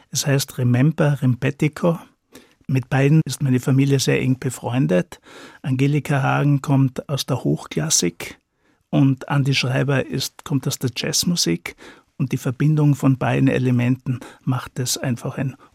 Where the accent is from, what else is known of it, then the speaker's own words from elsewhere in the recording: Styria, Austria; ich komme aus der Steiermark, bin aufgewachsen in einem entlegenen Teil äh, von der Steiermark auf einem Bergbauernhof